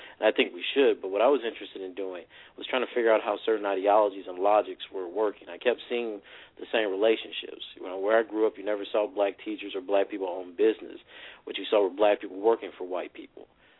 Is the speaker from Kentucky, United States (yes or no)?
no; Lake Charles, Louisiana, United States; moved away as an adult; also born or lived in Southern Illinois; I grew up in Lake Charles, Louisiana, and I grew up during a period of time where the world was still pretty segregated.